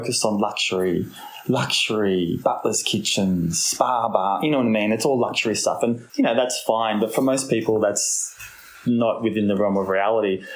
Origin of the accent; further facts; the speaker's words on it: Royal National Park, New South Wales, Australia; I grew up on the Roy National Park.